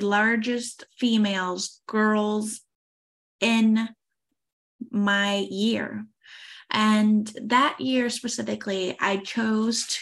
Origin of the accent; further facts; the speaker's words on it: United States; moved away as an adult; now in France; I am an American